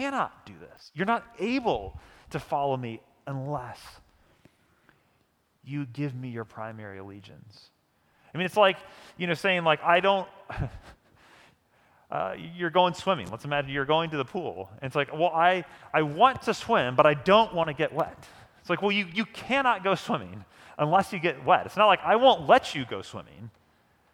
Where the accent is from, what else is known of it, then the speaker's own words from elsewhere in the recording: St. Louis, Missouri, United States; moved away as an adult; now in Kansas City, United States; I grew up in St. Louis, which is a great baseball city